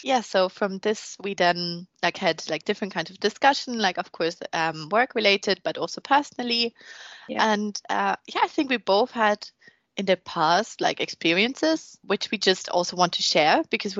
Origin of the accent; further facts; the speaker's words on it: Germany; accent: German; English is a second language; moved away as an adult; also born or lived in Frankfurt; now in Slough, United Kingdom; I'm 26 years old. I'm from Germany, as probably most can tell as well. German accents are quite strong. I studied my undergraduate in Germany, in Frankfurt, in biological sciences. And then I moved to London, actually to Slough.